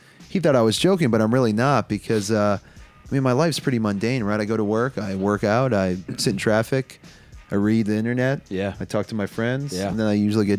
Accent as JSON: {"language": "English", "country": "Pakistan", "said": "No offense to Pakistanis. I am Pakistani, so maybe a little offense."}